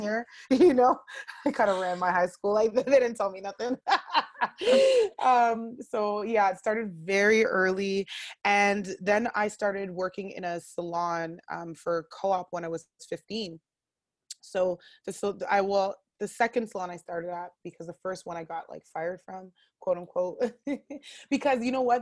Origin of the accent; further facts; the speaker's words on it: Ottawa, Ontario, Canada; I am born and raised in Ottawa, uh, born at the Riverside Hospital